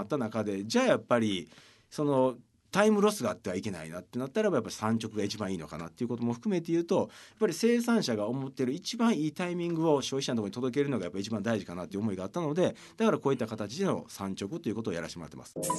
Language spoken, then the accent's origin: Japanese; Osaka, Japan; 僕はあの大阪生まれ大阪育ちで公立の小学校に通ってたんですけど